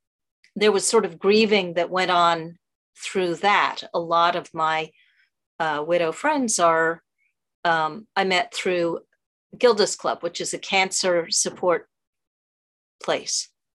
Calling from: New York City, New York, United States; From New York City, actually.

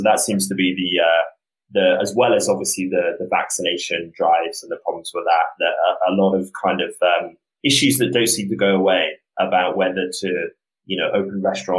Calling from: New York City, New York, United States; So I'm calling from Brooklyn, New York, calling from my apartment.

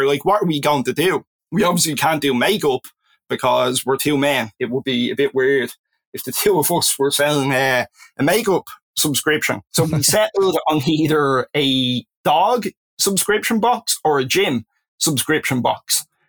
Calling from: Dublin, Leinster, Ireland; I am calling in from Dublin, Ireland.

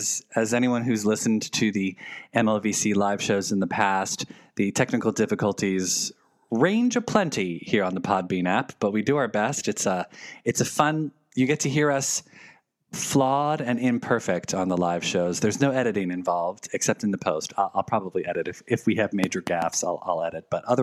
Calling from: Memphis, Tennessee, United States; accent: southern; Hello from Memphis, Tennessee. I don't know the Memphis accent.

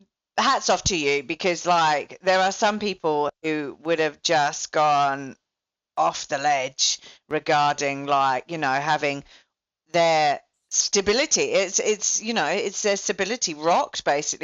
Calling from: Melbourne, Victoria, Australia; Well, and I'm talking from Melbourne, so like, Melbourne's the most locked down city in the world

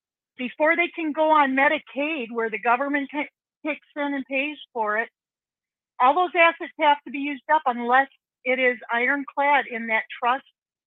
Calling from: Wisconsin, United States; I'm calling from Wisconsin.

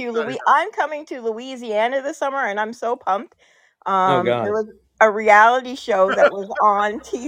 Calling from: Ontario, Canada; I'm calling from Ontario, Canada.

